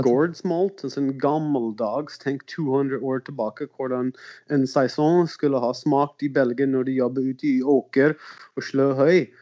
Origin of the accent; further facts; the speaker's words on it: South Dakota, United States; Norwegian is a second language; also born or lived in Arizona / Portland, Oregon / Finland / Sogndal; now in Levanger, Norway; jeg er amerikaner. Ja. Uh, eh, Sør Dakota vokste opp, og så flyttet litt rundt